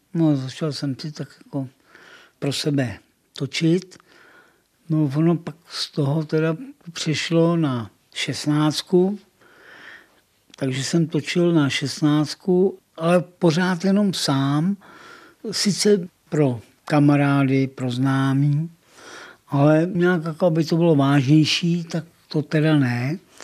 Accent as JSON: {"language": "Czech", "town": "České Budějovice", "region": "South Bohemian Region", "country": "Czechia", "tie": "born or raised there", "said": "Narodil jsem se přímo u Malše, doma, v Havlíčkový"}